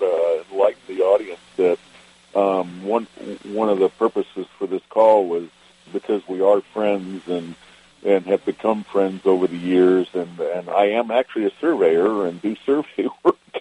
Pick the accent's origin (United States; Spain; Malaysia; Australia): United States; Richmond, Virginia; also born or lived in Wytheville, Virginia; now in Eugene, United States; I remember growing up in Richmond